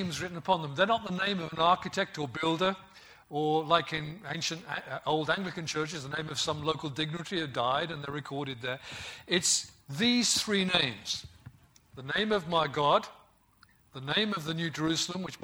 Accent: West Midlands, United Kingdom; I grew up in the West Midlands where we speak old-fashioned English.

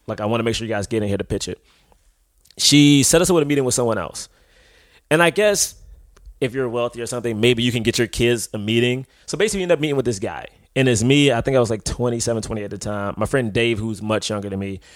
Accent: Washington, District of Columbia, United States; now in New York, United States; I'm from Southeast DC

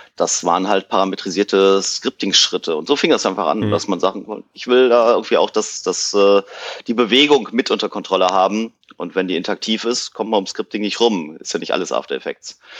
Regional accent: Cologne, North Rhine-Westphalia, Germany; aus Köln

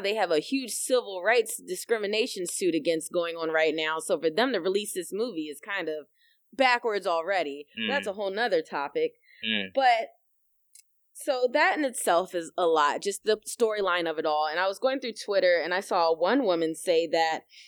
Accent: United States; us being African American

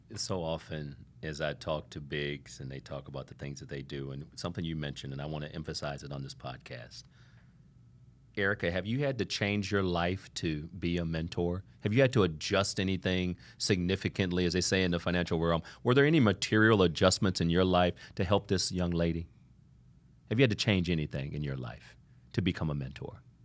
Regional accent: Toledo, Ohio, United States; now in Miami, United States; I grew up in Toledo, Ohio

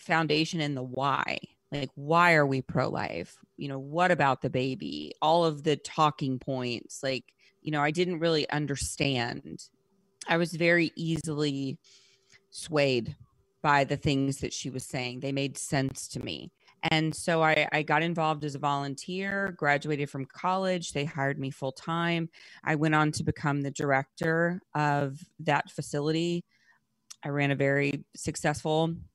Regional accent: Rockdale, Texas, United States; also born or lived in Louisiana; I was born in Texas

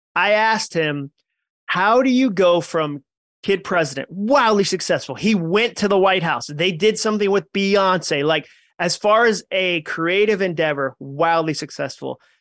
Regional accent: New England, United States; I grew up in New England with, like, a Goodwill Hunting size chip on my shoulder.

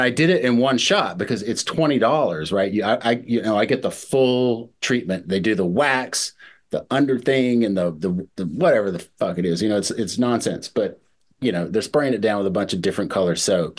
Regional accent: Mississippi, United States; moved away; also born or lived in New York City; I grew up in the South. I grew up in Mississippi

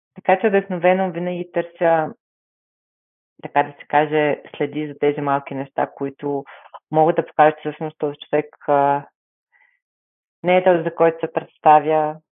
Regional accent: Bulgaria; се гордея, че съм българка

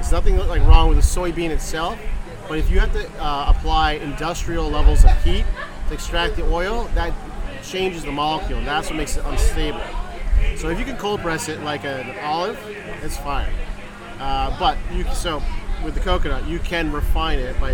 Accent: Boston, Massachusetts, United States; now in Florida, United States; I'm from Boston

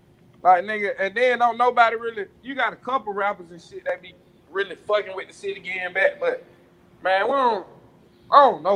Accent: Atlanta, Georgia, United States; I'm from Gresham and East Atlanta. It's nowhere in the city of Atlanta that's more than 20 minutes from me.

